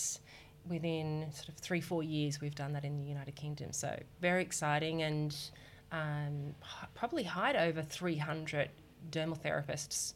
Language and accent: English; Australia; accent: Australian; you can tell from my accent, I'm from Australia.